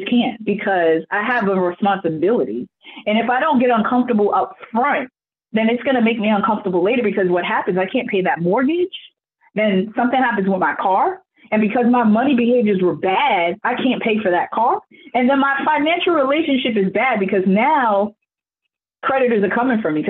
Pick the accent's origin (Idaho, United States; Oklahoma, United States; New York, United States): New York, United States; growing up in New York